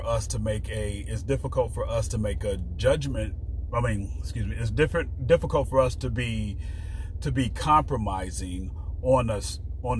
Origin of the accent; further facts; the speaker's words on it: Chicago, Illinois, United States; I grew up in Chicago. You don't put ketchup on hot dogs